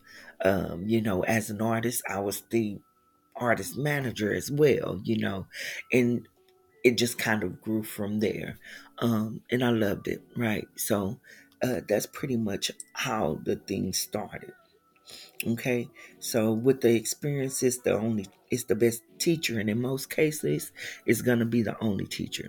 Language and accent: English; Houston, Texas, United States; I am originally from Houston, Texas